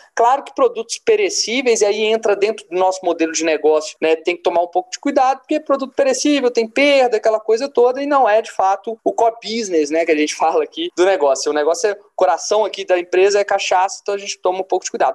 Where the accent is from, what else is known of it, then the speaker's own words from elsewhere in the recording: Brasília, Federal District, Brazil; accent: mineiro; now in Minas Gerais, Brazil; Mas eu sou nascido no Distrito Federal, em Brasília.